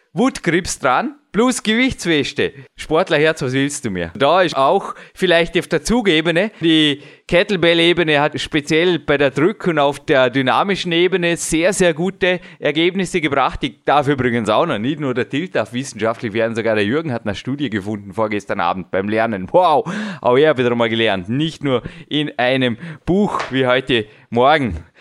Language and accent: German; Austria; bei uns in Österreich